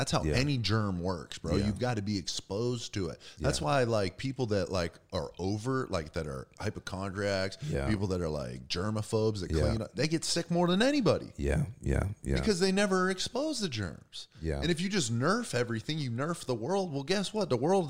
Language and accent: English; Erie, Pennsylvania, United States; I'm from Erie, Pennsylvania.